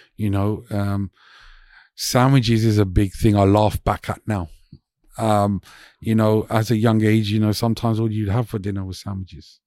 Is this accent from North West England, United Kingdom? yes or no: no; London, United Kingdom; also born or lived in Hounslow West, London; so I grew up around Hansa West, um, until I was about six, seven. And then, uh, we moved to North London